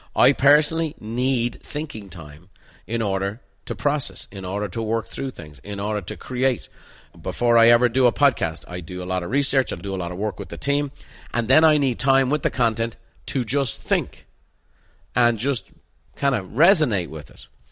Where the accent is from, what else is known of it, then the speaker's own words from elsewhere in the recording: Ireland; moved away; as a painter growing up in Ireland